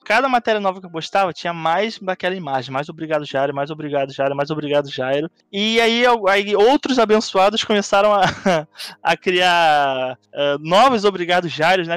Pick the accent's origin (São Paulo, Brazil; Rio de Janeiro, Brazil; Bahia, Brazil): Rio de Janeiro, Brazil; eu sou do Rio